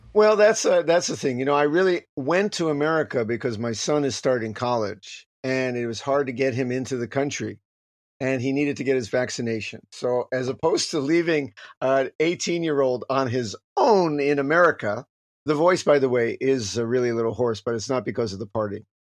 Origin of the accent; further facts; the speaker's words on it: United States; moved away; as an American